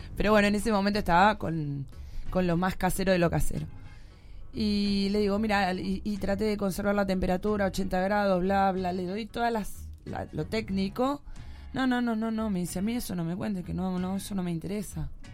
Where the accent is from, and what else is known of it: Argentina